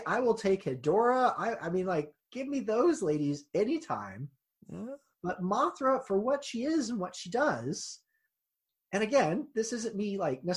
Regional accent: Kansas, United States; I am from Kansas

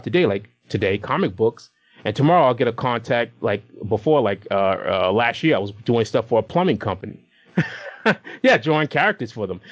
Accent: Boston, Massachusetts, United States; now in Rhode Island, United States; I'm originally a Massachusetts boy. I grew up in Boston. But I'm currently living in the Ocean State, which would be Rhode Island

